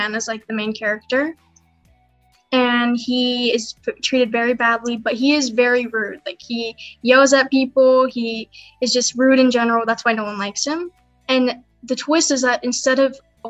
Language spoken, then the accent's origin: English; San Diego, California, United States; I'm from San Diego, California.